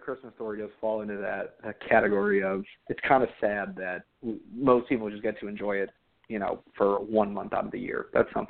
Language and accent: English; Chicago, Illinois, United States; Yeah, I grew up in Chicago, so... On the north side of Chicago